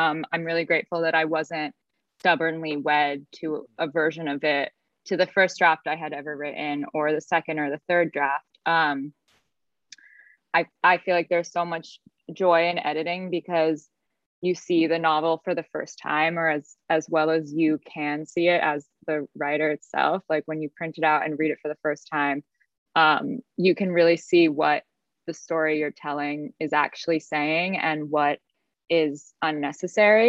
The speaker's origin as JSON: {"language": "English", "country": "United States", "said": "as an American"}